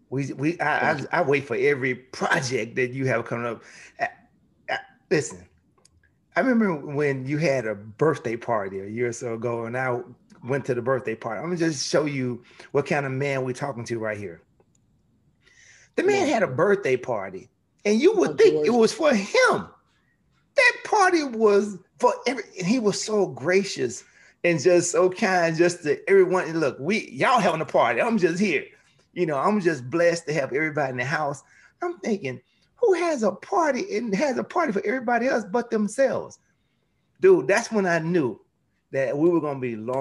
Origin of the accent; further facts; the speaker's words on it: Memphis, Tennessee, United States; my hometown